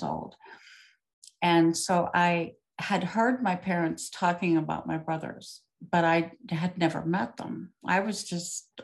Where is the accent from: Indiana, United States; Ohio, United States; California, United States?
Ohio, United States; also born or lived in Circleville, Ohio; I was born in Ohio